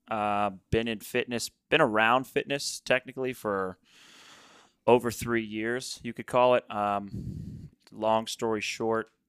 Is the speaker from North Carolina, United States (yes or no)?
yes; Charlotte, North Carolina, United States; Yes. So I'm from